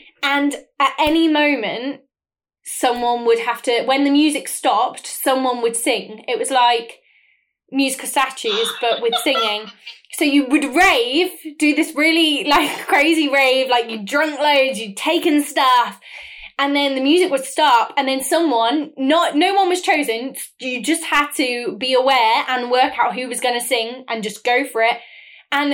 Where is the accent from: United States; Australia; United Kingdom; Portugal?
United Kingdom; England; accent: northern English; It's toned down a lot, but I think because I was so northern, it did used to sound like not British.